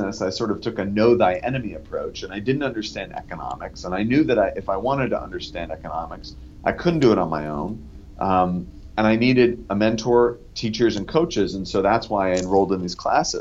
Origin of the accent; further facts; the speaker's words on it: Northern California, United States; Growing up in Northern California